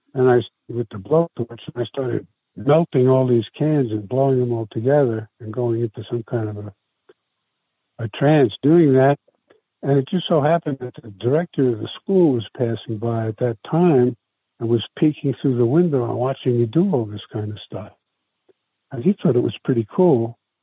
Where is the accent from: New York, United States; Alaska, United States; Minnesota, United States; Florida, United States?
New York, United States; New York City; first language Italian; English is a second language; moved away as an adult; now in San Francisco, United States; I was raised in New York. I come from New York. I come from South Brooklyn.